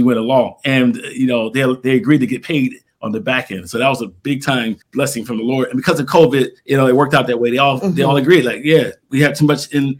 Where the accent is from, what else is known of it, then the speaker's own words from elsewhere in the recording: Philadelphia, Pennsylvania, United States; now in Arizona, United States; We came out here in 2007, we're from Philadelphia to Arizona